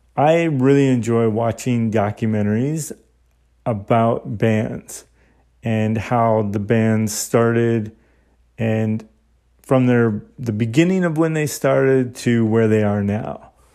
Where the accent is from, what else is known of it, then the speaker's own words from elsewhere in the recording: Saskatchewan, Canada; my hometown in Saskatchewan